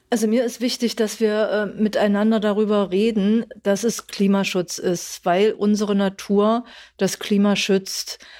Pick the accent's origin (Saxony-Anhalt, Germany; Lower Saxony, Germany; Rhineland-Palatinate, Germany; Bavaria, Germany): Saxony-Anhalt, Germany; ich komme aus Sachsen-Anhalt